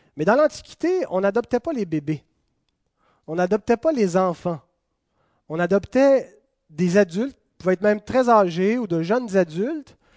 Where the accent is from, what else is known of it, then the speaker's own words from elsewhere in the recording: Quebec, Canada; on est canadien. Ensuite, on est québécois